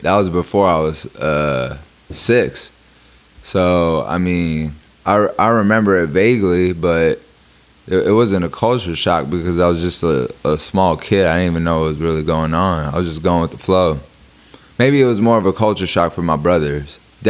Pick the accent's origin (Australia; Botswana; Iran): Iran; born there; because I was born in Iran and I didn't go into the army, I think they revoked that from me.